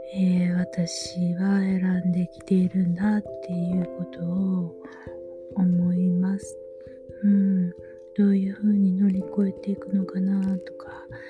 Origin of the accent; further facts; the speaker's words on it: Osaka, Japan; now in Kameoka, Japan; 大阪でもね、私が生まれは谷町なんで